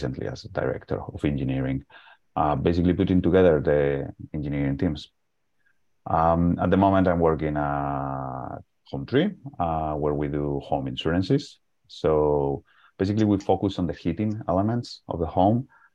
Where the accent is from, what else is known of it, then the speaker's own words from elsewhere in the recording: Salamanca, Castile and León, Spain; English is a second language; moved away as an adult; now in London, United Kingdom; basically, I am from Spain. My accent probably already told you that. it's in a small city called Salamanca, that is on the west of Madrid